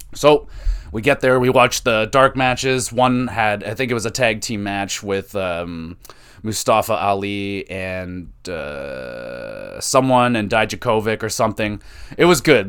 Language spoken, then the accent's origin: English; Canada; we're Canadian